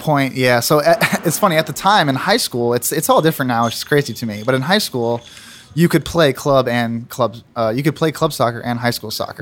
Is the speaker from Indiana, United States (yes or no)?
no; Plano, Texas, United States; also born or lived in Tulsa, Oklahoma; now in Cincinnati, United States; I was born uh, in Tulsa, Oklahoma, actually, and then moved uh, shortly after that to Plano, Texas, and that's where I grew up